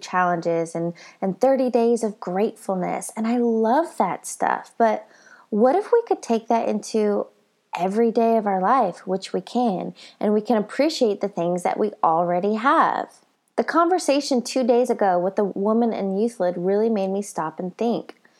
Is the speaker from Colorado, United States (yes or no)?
yes; Colorado, United States; I'm from Colorado